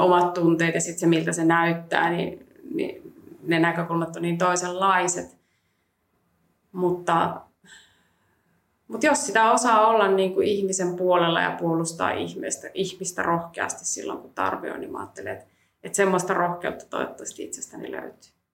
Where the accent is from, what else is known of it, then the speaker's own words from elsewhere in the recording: Helsinki, Uusimaa, Finland; mä oon kasvanut Helsingissä